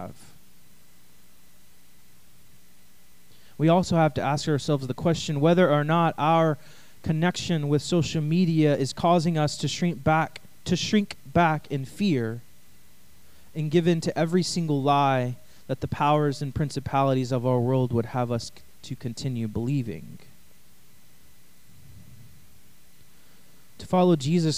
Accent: East Texas, United States; I'm from East Texas

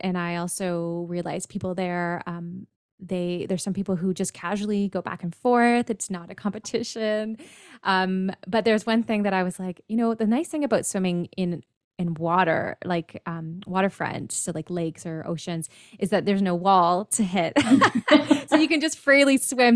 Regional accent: Kitchener, Ontario, Canada; I'm from Kitchener, Ontario, Canada, north of you

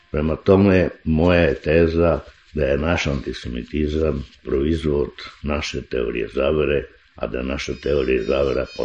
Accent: Serbia; mi smo isto Srbi hteli da budemo biblijski narod

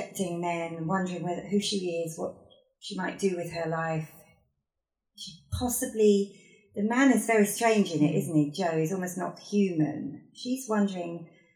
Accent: Yorkshire and the Humber, United Kingdom; now in Cambridgeshire, United Kingdom; I'm a girl from Yorkshire and I'm white.

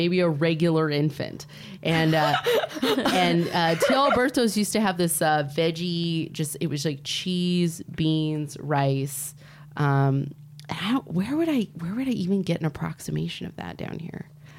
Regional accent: Northern California, United States; also born or lived in Central Coast, California; I grew up in Northern California, but my dad, I was born on the Central Coast

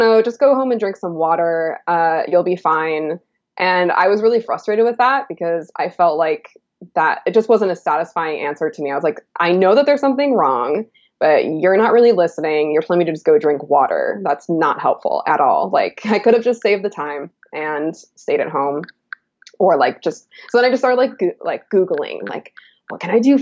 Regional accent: Illinois, United States; I grew up in the Midwest as well. I'm originally from Illinois, and I grew up in like the prairie

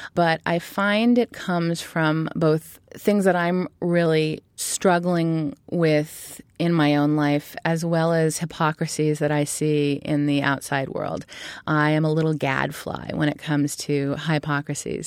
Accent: Berkeley, California, United States; moved away as an adult; also born or lived in Michigan / New York City; I grew up in Berkeley, California, which was an interesting place to grow up.

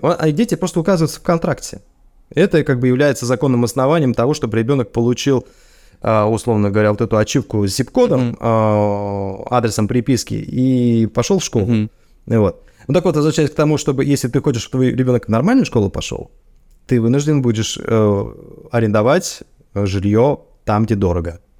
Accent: Russia; moved away as an adult; now in United States; у меня на родине

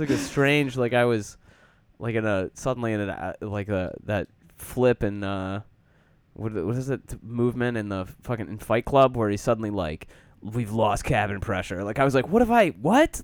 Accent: Michigan, United States; moved away; also born or lived in Chicago / France; I'm from Michigan

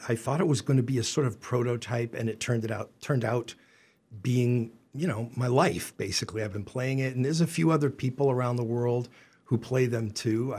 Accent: Boston, Massachusetts, United States; now in Northampton, United States; I grew up in Boston

